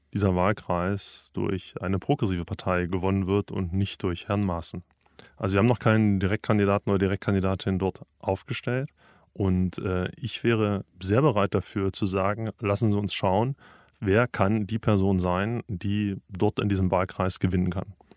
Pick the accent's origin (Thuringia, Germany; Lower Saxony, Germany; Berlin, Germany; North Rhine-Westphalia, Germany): Thuringia, Germany; ich komme ja selber aus Thüringen